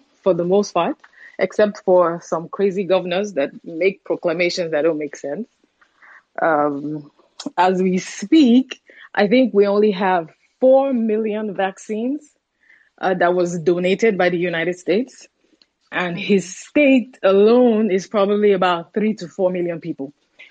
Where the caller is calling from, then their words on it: Nigeria; Like the last speaker, I'm calling from Nigeria.